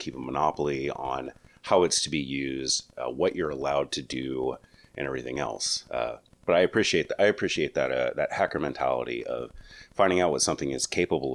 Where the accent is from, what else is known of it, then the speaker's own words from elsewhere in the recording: New Mexico, United States; my home state